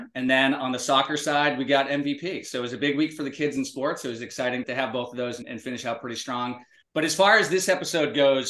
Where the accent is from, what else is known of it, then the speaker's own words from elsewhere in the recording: Massachusetts, United States; Madison, Conrad and I grew up in Massachusetts